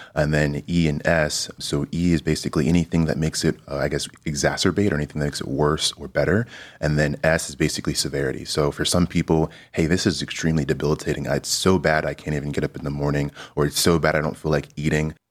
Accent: Kansas City, United States; moved away as an adult; now in Cleveland, United States; I'm originally from Kansas City

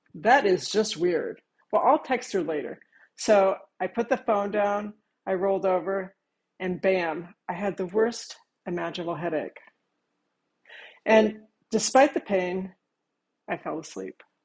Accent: Virginia, United States; I am from Virginia

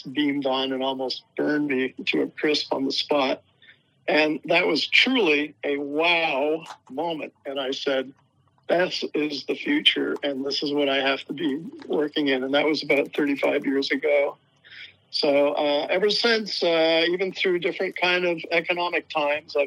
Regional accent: Canada; moved away as an adult; also born or lived in Hawaii / Texas; now in United States; I'm a Canadian

